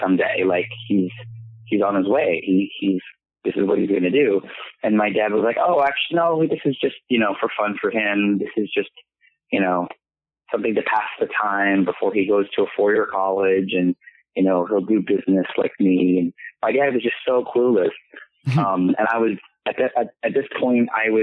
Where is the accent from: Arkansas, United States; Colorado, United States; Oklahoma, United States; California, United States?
California, United States; San Francisco; being a Filipino, you know, growing up in, like, a San Francisco